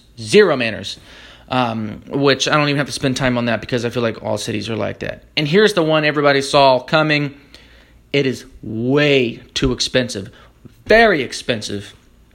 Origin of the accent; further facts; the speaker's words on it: Florida, United States; moved away; also born or lived in California; I'm from Florida. We use interstate as the phrase